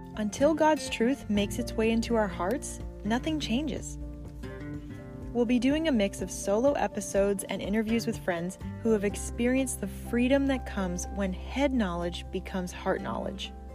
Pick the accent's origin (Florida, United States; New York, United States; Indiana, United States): Florida, United States; Fort Myers; I'm actually from Fort Myers, Florida.